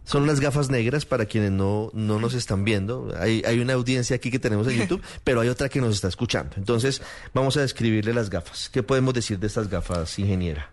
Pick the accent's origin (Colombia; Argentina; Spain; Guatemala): Colombia; todos somos colombianos